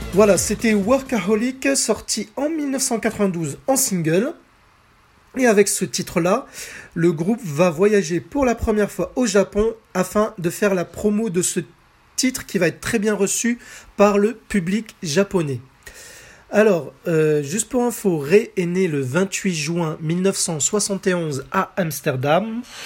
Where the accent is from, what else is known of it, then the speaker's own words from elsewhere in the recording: France; chez nous en France